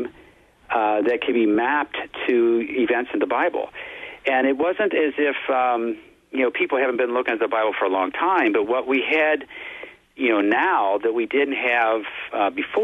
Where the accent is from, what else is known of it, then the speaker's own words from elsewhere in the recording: Cincinnati, Ohio, United States; I'm a Cincinnati native, born and raised in Cincinnati